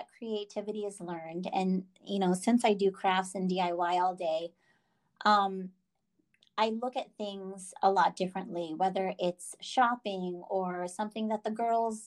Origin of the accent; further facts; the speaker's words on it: East Coast, United States; moved away; I'm originally from the East Coast, and it's nice to be back, even though it's been 25 years